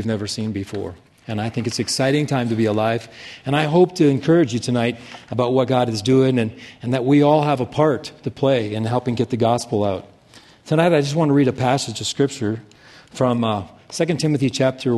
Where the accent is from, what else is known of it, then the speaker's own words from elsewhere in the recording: Casper, Wyoming, United States; Casper, Wyoming, which is where I grew up